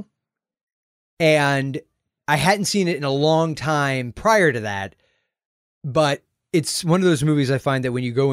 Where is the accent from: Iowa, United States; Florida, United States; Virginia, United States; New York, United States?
Florida, United States; St. Petersburg; Summer Rental was shot in my hometown